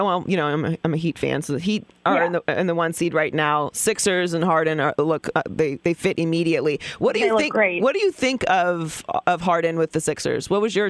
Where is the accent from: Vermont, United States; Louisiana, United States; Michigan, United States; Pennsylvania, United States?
Pennsylvania, United States; Pittsburgh; I don't know if you know this about me, but I'm from Pittsburgh. Oh, yeah, we talked about this. Yeah, I'm from Pittsburgh.